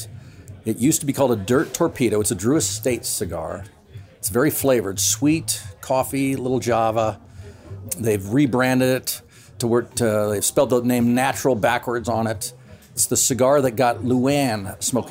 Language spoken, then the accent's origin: English; St. Louis, Missouri, United States; I grew up in St. Louis, Missouri